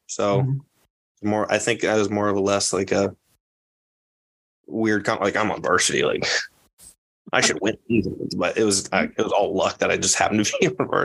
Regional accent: Orient, Iowa, United States; I'm not from Creston. I'm from Orient, the Orient Maxburg part of it

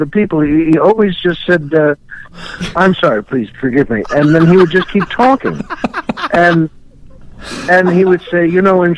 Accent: New York, United States; I grew up in New York and was born in New York

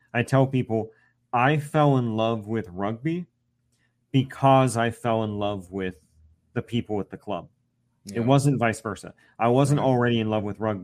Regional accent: Central Ohio, United States; I was from Central Ohio, so Ohio State Buckeyes were in my blood

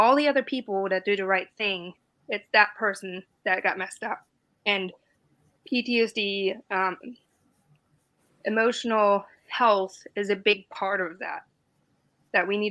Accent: Germany; born or raised there; English is a second language; moved away as an adult; also born or lived in Bavaria; now in United States

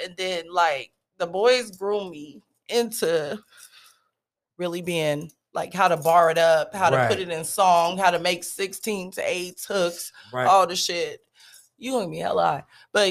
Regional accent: Stockton, California, United States; also born or lived in Germany; and raised, but you know, my dad was a military dad, so I spent a little time living overseas.

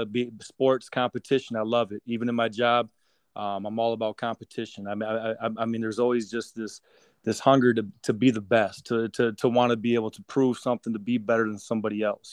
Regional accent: Racine, Wisconsin, United States; my hometown of Racine

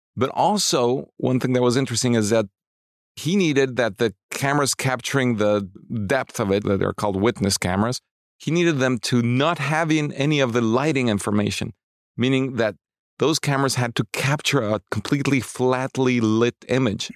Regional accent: Mexico City, Mexico; I grew up in Mexico City

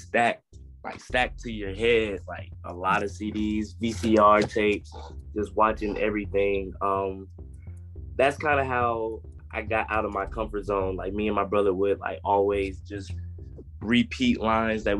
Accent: Columbia, South Carolina, United States; So I was born in Columbia, South Carolina.

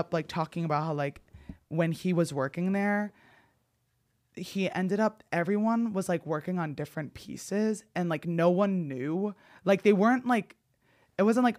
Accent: New Jersey, United States; So I don't want to say what town I grew up in New Jersey, but there was a reservoir in my town known for UFO sightings.

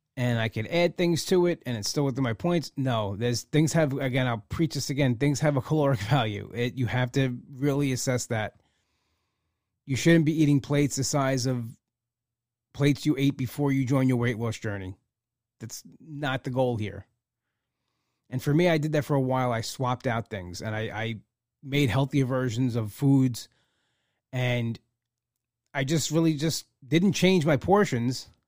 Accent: United States; as an American

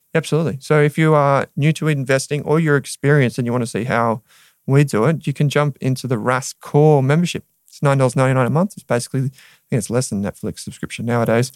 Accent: Australia; we're Australian consumers

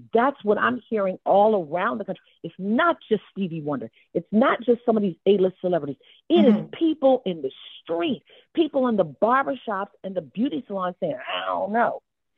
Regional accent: Baltimore, Maryland, United States; I'm scrappy. I'm from Baltimore.

